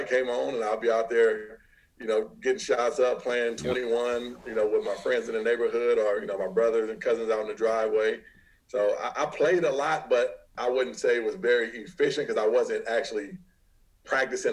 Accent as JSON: {"language": "English", "town": "Rialto", "region": "California", "country": "United States", "tie": "born or raised there", "also_born_or_lived": "San Bernardino, California / San Francisco, California", "said": "I say I'm from Rialto. I was kind of raised in Rialto"}